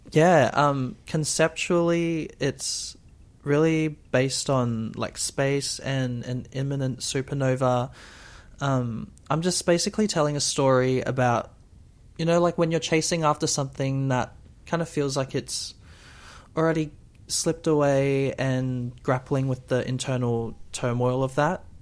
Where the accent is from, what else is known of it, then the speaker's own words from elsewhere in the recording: Brisbane, Queensland, Australia; I'm from Brisbane